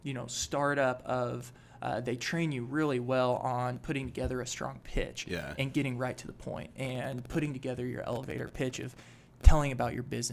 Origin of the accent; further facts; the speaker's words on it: Eugene, Oregon, United States; moved away as an adult; now in Boise, United States; I came over here from Eugene, Oregon. Born and raised there